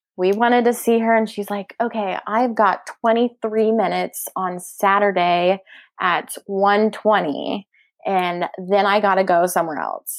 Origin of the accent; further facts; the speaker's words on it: Oklahoma, United States; we're from Oklahoma